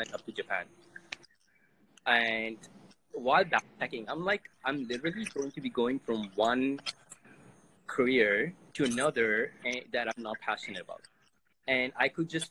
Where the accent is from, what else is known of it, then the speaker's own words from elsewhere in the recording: Canada; I'm from Canada